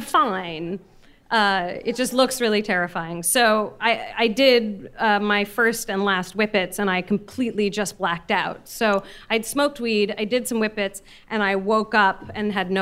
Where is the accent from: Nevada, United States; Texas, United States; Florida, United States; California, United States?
California, United States; San Francisco; I grew up in San Francisco and I went to an arts high school